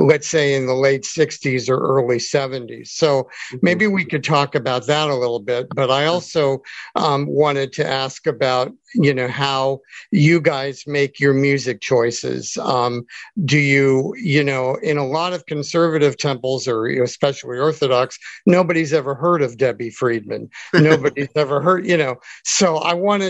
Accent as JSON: {"language": "English", "town": "Santa Monica", "region": "California", "country": "United States", "said": "I'm from Santa Monica. I live in Santa Monica"}